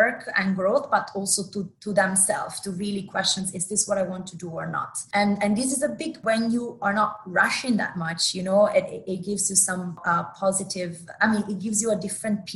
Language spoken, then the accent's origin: English; Italy; moved away as an adult; also born or lived in New York City; now in Dubai, United Arab Emirates; I come from Italy, from Italy itself as a country.